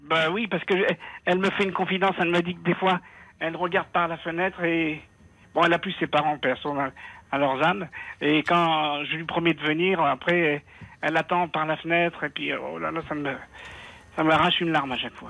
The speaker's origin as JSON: {"language": "French", "country": "Tunisia", "moved": "yes", "lives_now": "France", "said": "dans notre religion à nous, je suis tunisien"}